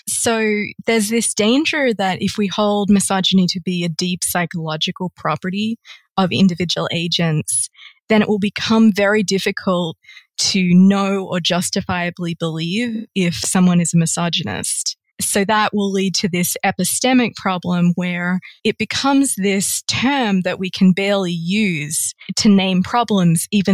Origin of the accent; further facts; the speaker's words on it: Australia; my home country of Australia